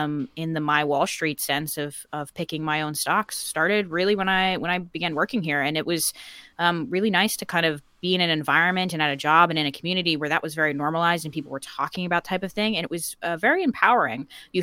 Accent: United States; And also I grew up in America, where I think investing is just kind of more on people's brains.

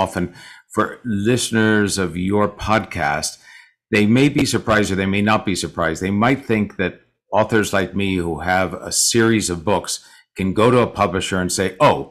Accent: San Francisco, California, United States; a lot of my friends did who I grew up with in San Francisco

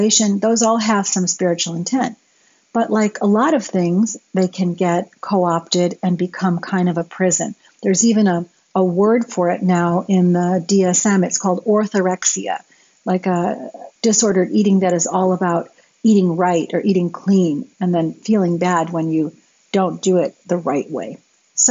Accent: United States; Growing up in America in the 70s and 80s

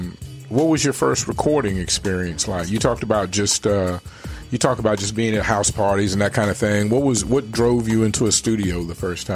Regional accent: Richmond, Virginia, United States; moved away as an adult; now in Arizona, United States; I grew up in Richmond, Virginia, and I just moved here 3 years ago. Mm-hmm. So other than college, most of my life I spent in Richmond.

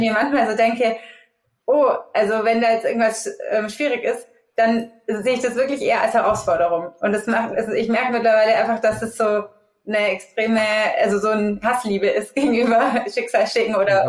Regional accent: Augsburg, Bavaria, Germany; moved away as an adult; also born or lived in Munich; habe dann auch Global Business Management studiert in Augsburg, da wo ich auch ursprünglich herkomme

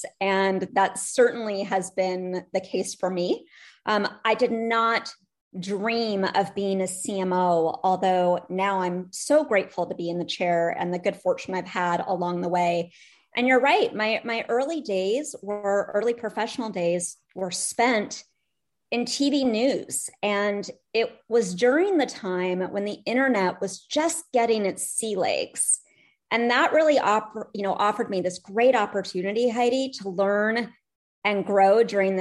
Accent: Santa Barbara, California, United States; moved away as an adult; now in Atlanta, United States; I am a California girl. My energy, Santa Barbara, California.

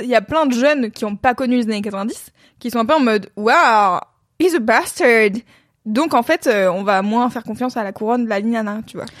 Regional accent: France; j'ai grandi en France dans les années, des années 90 jusqu'à aujourd'hui

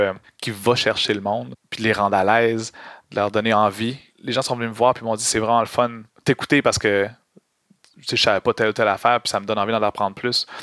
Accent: Montreal, Quebec, Canada; j'ai grandi à Montréal

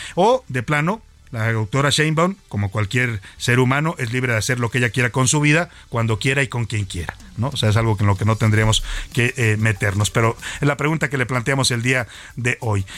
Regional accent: Mexico; lo laboriosos y, dedicados que somos los mexicanos

